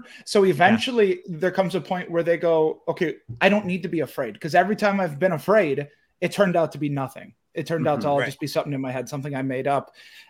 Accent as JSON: {"language": "English", "region": "Wisconsin", "country": "United States", "said": "I'm from Wisconsin. We're in Utah."}